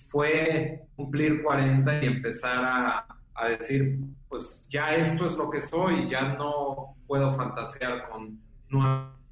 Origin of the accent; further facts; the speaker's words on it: Mexico City, Mexico; pero pues es como buen chilango el lugar preferido con sentido de mis vacaciones de toda la infancia, adolescencia